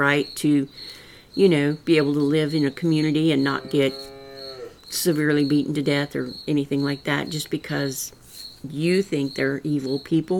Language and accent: English; rural Missouri, United States; accent: rural Missouri; I've got that rural Missouri accent